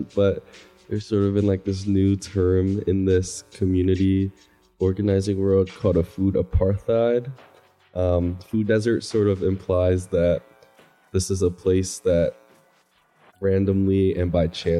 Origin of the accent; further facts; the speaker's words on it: Philadelphia, Pennsylvania, United States; I'm from South Philly, 20 years old right now